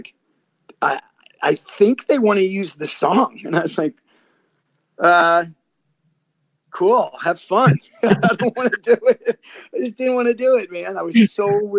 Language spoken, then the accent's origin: English; Boston, Massachusetts, United States; I'm from Boston